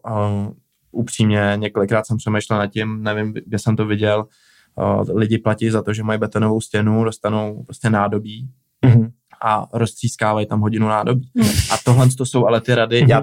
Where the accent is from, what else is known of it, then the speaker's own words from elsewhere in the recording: Prague, Czechia; also born or lived in Plzeň; já jsem z Prahy